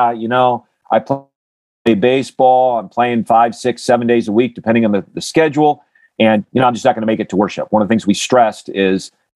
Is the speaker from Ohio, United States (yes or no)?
no; Grand Rapids, Michigan, United States; I grew up in Grand Rapids, Michigan area